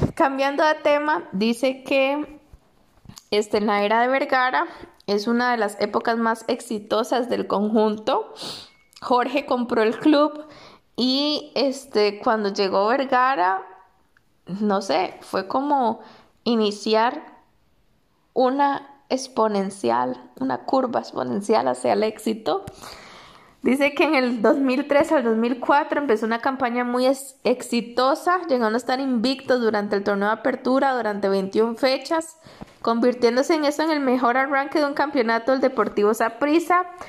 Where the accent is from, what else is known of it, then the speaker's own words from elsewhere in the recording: San José, Costa Rica; also born or lived in Tibás; soy de San José